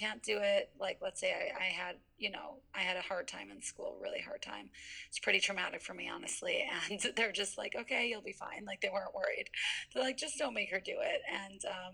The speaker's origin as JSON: {"language": "English", "town": "Skokie", "region": "Illinois", "country": "United States", "also_born_or_lived": "Tel Aviv, Israel", "said": "I'm from Skokie"}